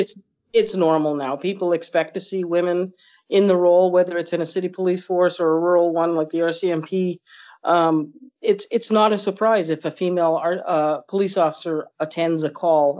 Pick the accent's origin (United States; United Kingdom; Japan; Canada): Canada; Nova Scotia; moved away as an adult; now in Manitoba, Canada; I grew up in Nova Scotia